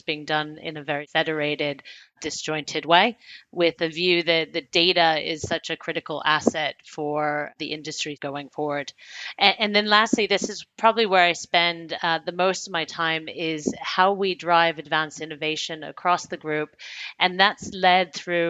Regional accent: United States; moved away as an adult; also born or lived in United Kingdom / Hong Kong; now in Frankfurt, Germany; I'm American by birth and education, but I have spent my full working career predominantly outside of the US, mostly in the UK, but also spent 6 years in Asia Pacific based out of Hong Kong. And now I've been in Germany based out of Frankfurt

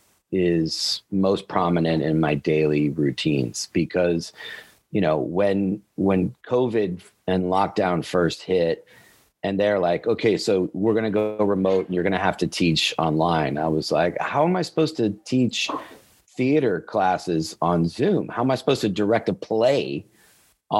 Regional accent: Hollywood, Florida, United States; I was born in Hollywood, Florida

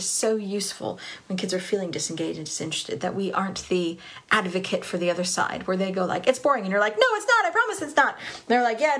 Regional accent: Southern California, United States; I grew up in Southern California

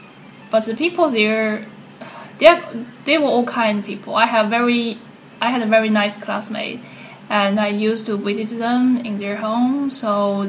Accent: China; moved away as an adult; I'm from China. Not big, not small city

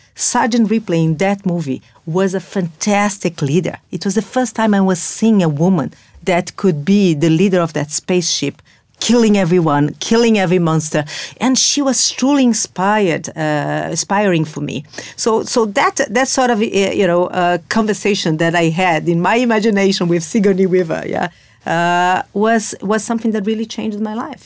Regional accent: Brazil; moved away as an adult; now in London, United Kingdom; I was born and raised in Brazil

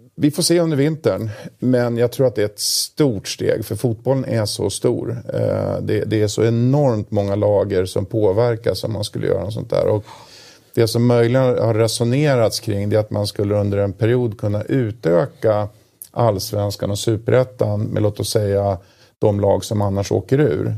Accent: Uppsala, Uppsala County, Sweden; jag kommer från Uppsala

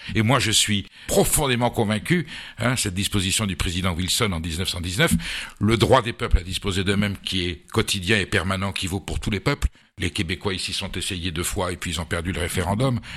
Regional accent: Basque Country, Nouvelle-Aquitaine, France; also born or lived in Boulogne-Billancourt; je suis basque et on vivait au Pays basque

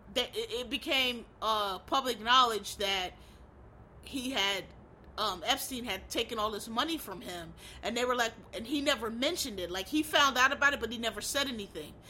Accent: Philadelphia, Pennsylvania, United States; where I'm from, I'm from Philly

